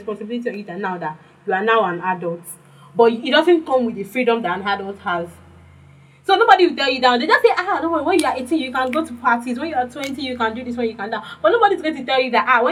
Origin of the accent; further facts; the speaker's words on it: Nigeria; Growing up in Nigeria